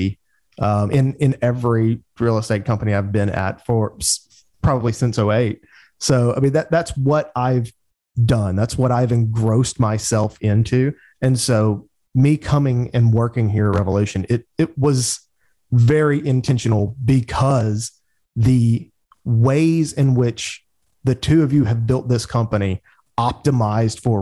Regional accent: Birmingham, Alabama, United States; also born or lived in Auburn, Alabama; in Birmingham, Alabama, where I'm from.

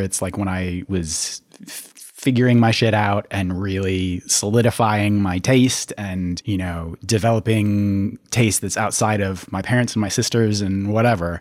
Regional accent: Minneapolis, Minnesota, United States; I grew up in the Twin Cities as well

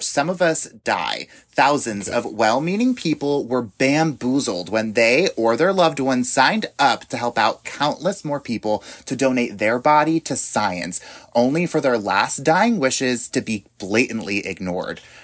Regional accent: New York, United States; moved away; I grew up in New York, and so I am very familiar with the cold

